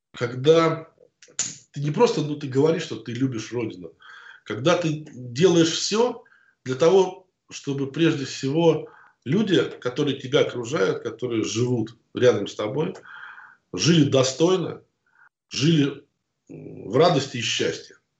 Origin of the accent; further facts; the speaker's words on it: Moscow, Russia; also born or lived in Oryol / Chechnya; ни к Москве, в которой я родился, там, ни в Орле, в котором я учился